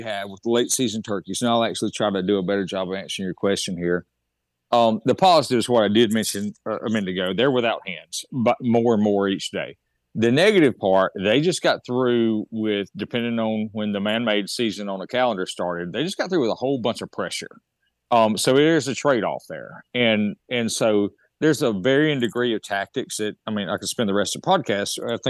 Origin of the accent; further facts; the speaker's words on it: Mississippi, United States; I'm in Mississippi, where my home state is.